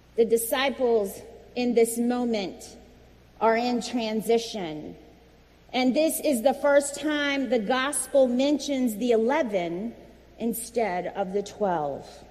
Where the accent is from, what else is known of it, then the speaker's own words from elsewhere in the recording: Virginia, United States; moved away; my home state of Virginia